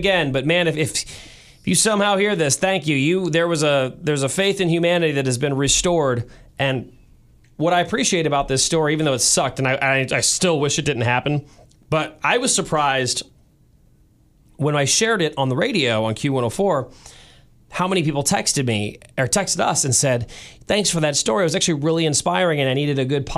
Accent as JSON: {"language": "English", "town": "St. Louis", "region": "Missouri", "country": "United States", "tie": "born or raised there", "lives_now": "Kansas City, United States", "said": "my family is in St. Louis. I was born and raised there"}